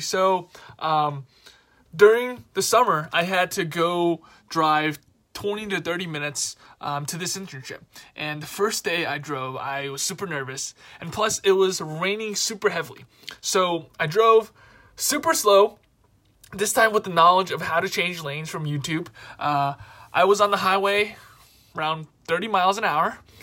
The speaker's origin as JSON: {"language": "English", "town": "New York City", "region": "New York", "country": "United States", "said": "I'm from New York City"}